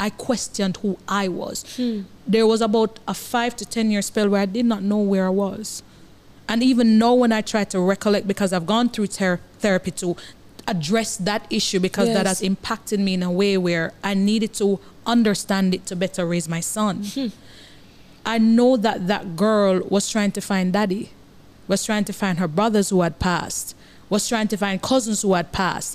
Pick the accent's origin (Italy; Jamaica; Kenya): Jamaica; Kingston, Kingston Parish; I grew up in Arnett Gardens